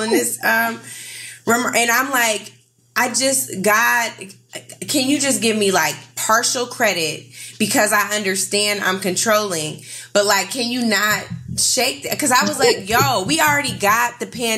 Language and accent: English; Seattle, Washington, United States; in Seattle, you know where I'm from, Seattle